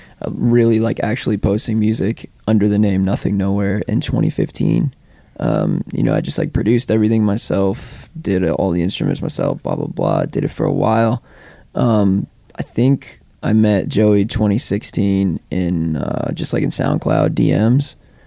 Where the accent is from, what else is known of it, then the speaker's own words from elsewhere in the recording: Foxborough, Massachusetts, United States; hometown headlining show because I grew up in Foxborough.